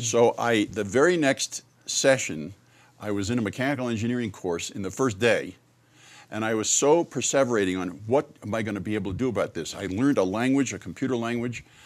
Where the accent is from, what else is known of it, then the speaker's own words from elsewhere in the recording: Merrick, New York, United States; moved away as an adult; also born or lived in Michigan; born and raised in New York